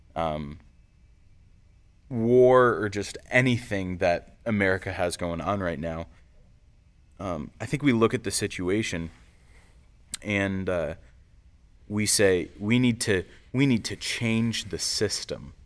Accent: United States; we're also American citizens

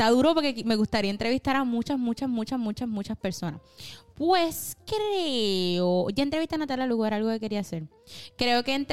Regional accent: Río Grande, Puerto Rico; De general, mi pueblo.

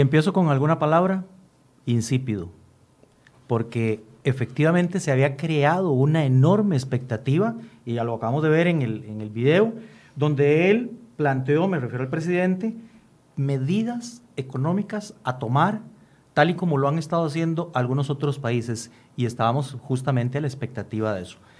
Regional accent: Costa Rica; como costarricenses

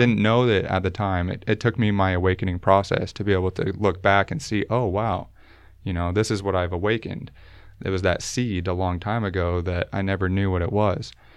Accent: Utah, United States; I was never baptized growing up in Utah

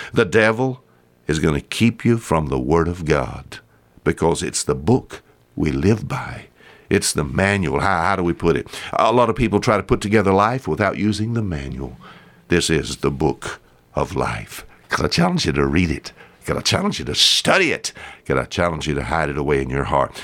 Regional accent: the South, United States; accent: Southern; I talk like, uh, I'm from the South

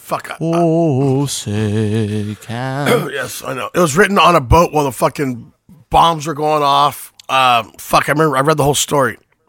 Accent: United States; I'm American.

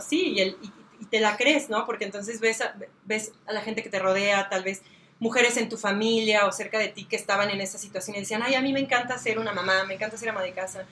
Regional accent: Celaya, Guanajuato, Mexico; soy de aquí de Celaya, nací aquí

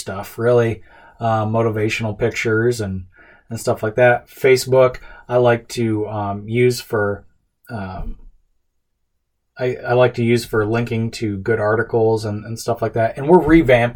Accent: United States; as an American, as a dad, as a husband.

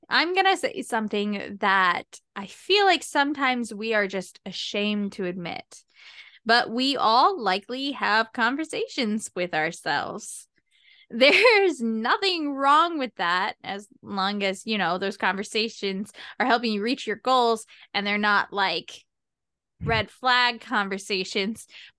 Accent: United States; I'm American. We don't use fancy smancy words.

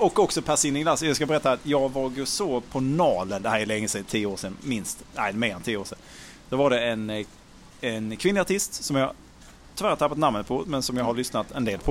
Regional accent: Malmö, Skåne, Sweden; jag är född i Malmö uppvuxen

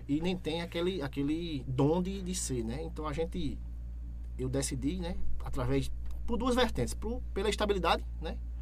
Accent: Itambé, Pernambuco, Brazil; Eu sou nascido e criado em Itambé.

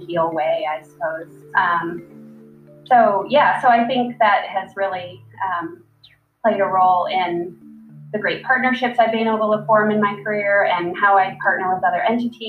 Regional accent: Detroit, Michigan, United States; growing up in Metro Detroit

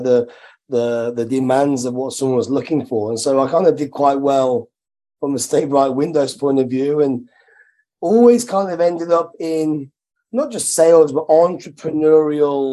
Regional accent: Midlands, United Kingdom; I'm from the Midlands, very working class background.

